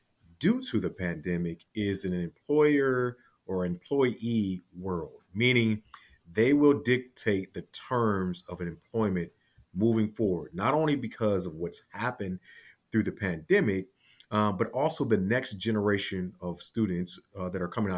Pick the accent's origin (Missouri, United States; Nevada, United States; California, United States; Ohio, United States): Ohio, United States; Cleveland; I am originally from Cleveland, Ohio, the great state of Ohio, of course.